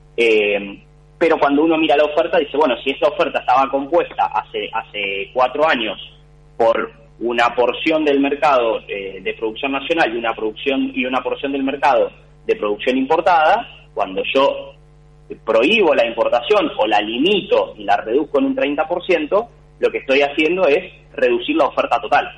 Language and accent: Spanish; Argentina